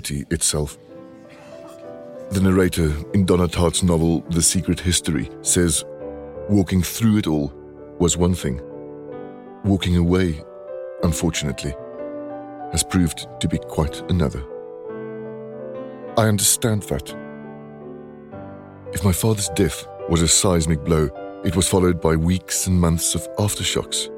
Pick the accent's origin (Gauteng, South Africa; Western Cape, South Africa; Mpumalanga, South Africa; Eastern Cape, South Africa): Western Cape, South Africa; Stellenbosch; moved away; I'm in my hometown, Stellenbosch